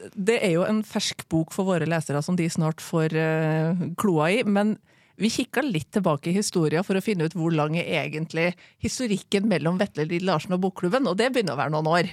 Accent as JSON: {"language": "Norwegian", "town": "Trondheim", "region": "Trøndelag", "country": "Norway", "tie": "born or raised there", "said": "jeg er født og oppvokst i Trondheim."}